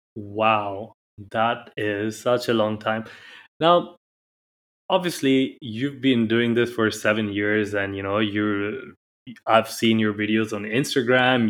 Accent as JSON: {"language": "English", "country": "India", "moved": "yes", "lives_now": "Dubai, United Arab Emirates"}